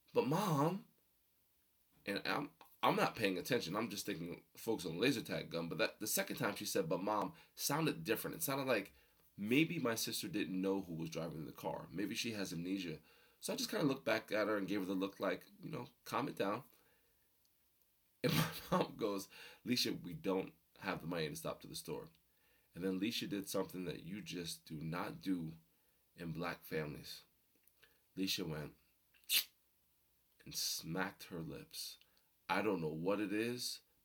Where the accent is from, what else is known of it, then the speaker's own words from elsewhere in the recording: Rockaway, New Jersey, United States; also born or lived in Passaic, New Jersey; We moved from Passaic to Rockaway, New Jersey